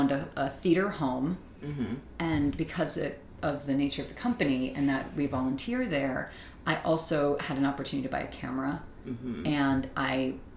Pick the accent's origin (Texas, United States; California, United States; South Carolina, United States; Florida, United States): Florida, United States; West Palm Beach; I'm from West Palm Beach, Florida, and where I'm from, they are really big on, public arts, schools